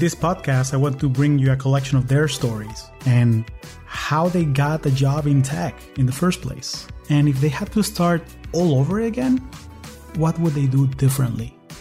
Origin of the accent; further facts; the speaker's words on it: Caracas, Capital District, Venezuela; now in United States; I am originally from Caracas, Venezuela, and I've been calling the US home for the last 20 years